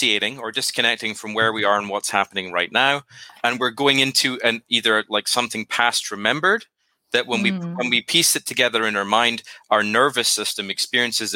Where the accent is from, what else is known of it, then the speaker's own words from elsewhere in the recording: Scotland, United Kingdom; now in Nashville, United States; I'm originally from Scotland, but I live in Nashville, Tennessee now